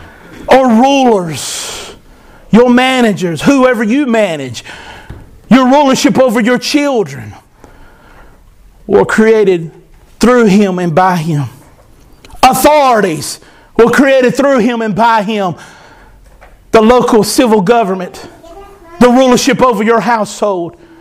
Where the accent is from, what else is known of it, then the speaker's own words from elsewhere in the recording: United States; I am an American